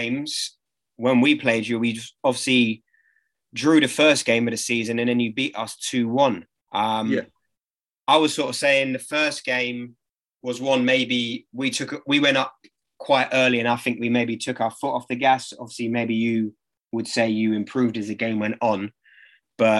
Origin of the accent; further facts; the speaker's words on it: London, United Kingdom; we're from Dulwich